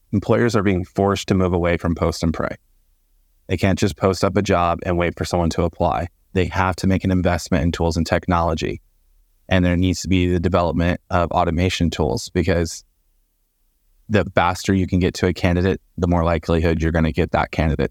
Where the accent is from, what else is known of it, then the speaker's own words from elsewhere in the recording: Port Charlotte, Florida, United States; moved away as an adult; also born or lived in Phoenix, Arizona; now in Georgia, United States; I'm originally from Port Charlotte, Florida, which is about a hundred miles south of Tampa